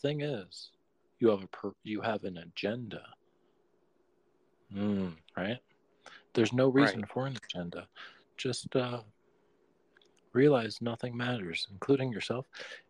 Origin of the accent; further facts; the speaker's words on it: California, United States; Hey, I'm from California, too.